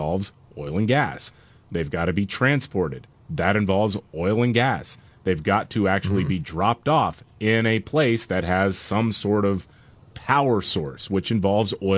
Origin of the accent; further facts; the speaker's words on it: Gulf Coast, United States; Growing up on the Gulf Coast, I'm thinking, oh, it rains here all the time.